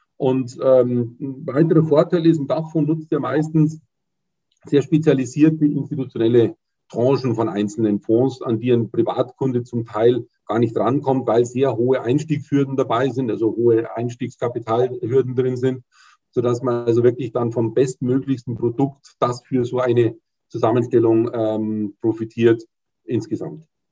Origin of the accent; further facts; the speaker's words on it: Munich, Bavaria, Germany; Ich komme aus München, wohne in München